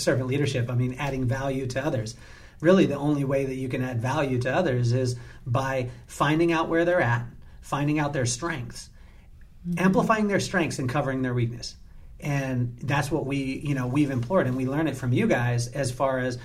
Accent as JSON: {"language": "English", "town": "Lompoc", "region": "California", "country": "United States", "tie": "born or raised there", "said": "I grew up in Lompoc, California"}